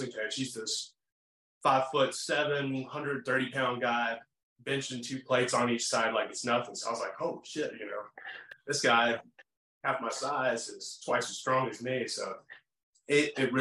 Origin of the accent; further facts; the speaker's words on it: Salem, Virginia, United States; also born or lived in Vinton, Virginia; I was born in Salem